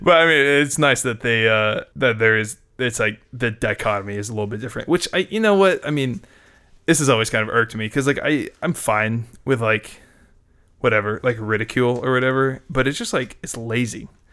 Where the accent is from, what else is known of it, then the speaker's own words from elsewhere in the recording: United States; as an American